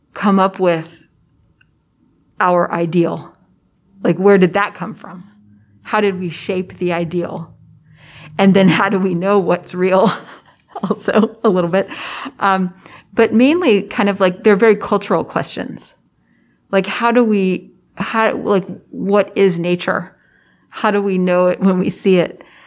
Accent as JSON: {"language": "English", "town": "Prairie Village", "region": "Kansas", "country": "United States", "tie": "born or raised there", "said": "I grew up in Prairie Village, Kansas, which is a suburb of Kansas City"}